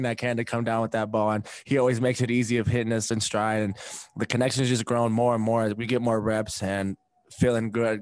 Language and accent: English; Provo, Utah, United States; moved away; being able to come back to my hometown, right where I grew up. I grew up right next to Kiwanis Park in the Tree Street. So I've been in BYU's backyard for a long time